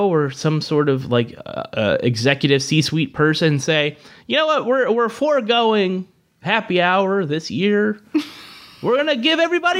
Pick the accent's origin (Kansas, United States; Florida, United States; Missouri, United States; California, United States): California, United States; Merced; Merced, California. {S0} Okay. {S2} So it's 5 hours north of L.A. Small town, best known now for having a University of California campus.